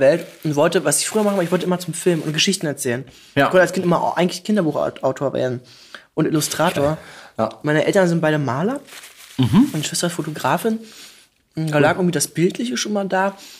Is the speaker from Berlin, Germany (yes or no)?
yes; Berlin, Germany; accent: Berlin dialect; ich komme aus, äh, aus Pankow tatsächlich